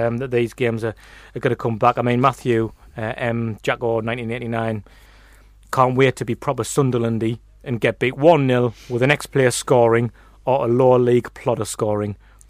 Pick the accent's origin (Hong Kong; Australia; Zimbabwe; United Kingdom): United Kingdom; England; some young lads were in it and they went with the window down and started abusing me for being English. That was my introduction to Ireland.